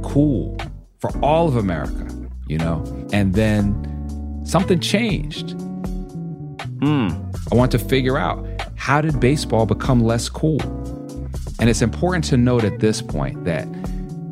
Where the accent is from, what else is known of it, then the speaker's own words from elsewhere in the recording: New York, United States; I grew up in New York